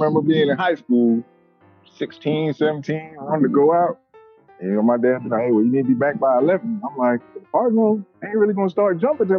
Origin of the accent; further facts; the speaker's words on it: U.S. Virgin Islands; moved away as an adult; For me, well, you know, I'm from the Virgin Islands, born and raised, stayed there. You know, I left to join the Army when I was 20 years old.